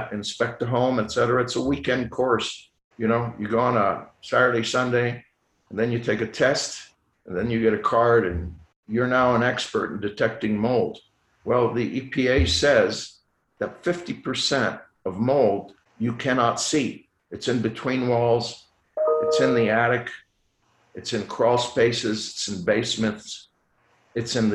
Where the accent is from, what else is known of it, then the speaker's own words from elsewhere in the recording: Lausanne, Vaud, Switzerland; first language French; English is a second language; now in Houston, United States; I did all my education in Lausanne, Switzerland, which is the French part of Switzerland. So my first language is French, not English.